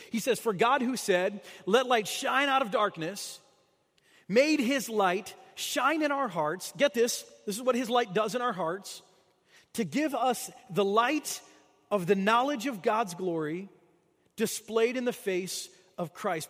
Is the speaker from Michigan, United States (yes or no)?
yes; Michigan, United States; moved away as an adult; now in St. Louis, United States; I grew up in Michigan. I spent my whole life there until I moved away to, uh, to come to graduate school